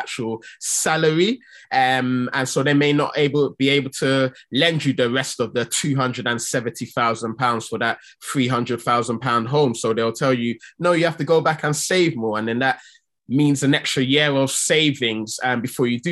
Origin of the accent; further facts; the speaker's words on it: Nigeria; I'm from Nigeria